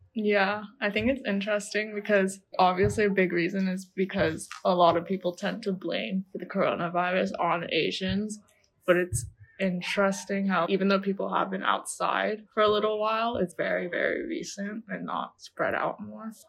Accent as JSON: {"language": "English", "country": "Taiwan", "tie": "born or raised there", "second_language": "English", "said": "I didn't really speak English just because I grew up in Taiwan throughout my whole life"}